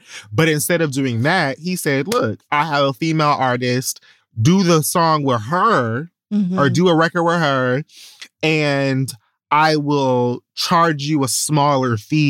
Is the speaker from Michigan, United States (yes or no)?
no; Atlanta, Georgia, United States; Like, I'm really from Atlanta.